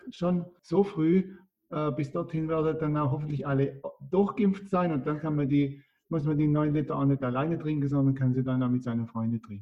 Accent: Baden-Württemberg, Germany; Und dann gibt es noch bei mir in der Nähe, wo ich herkomme, äh, also da, wo die Alp am höchsten ist, in der Region der Zehntausender, also auf der Südwestalp sozusagen

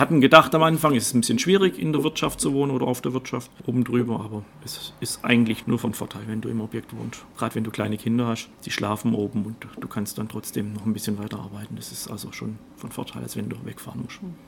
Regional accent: Göppingen, Baden-Württemberg, Germany; also born or lived in Waldenbuch; ich bin gebürtig in Göppingen und meine Frau kommt aus Oberschwaben, aus Ravensburg

